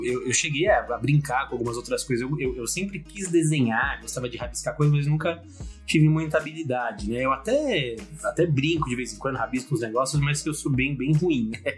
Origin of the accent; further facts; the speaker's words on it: São Paulo, Brazil; eu sou um pequeno empresário paulista, paulistano, né? Moro aqui na capital de São Paulo.